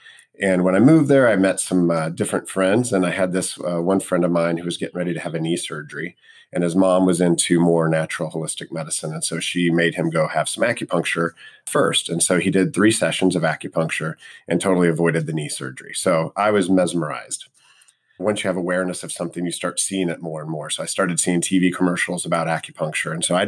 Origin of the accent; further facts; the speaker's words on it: Missouri, United States; moved away as an adult; I grew up in Missouri.